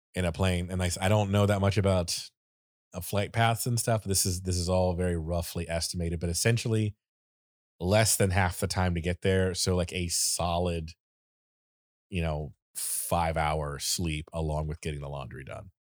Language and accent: English; Florida, United States; I am from Florida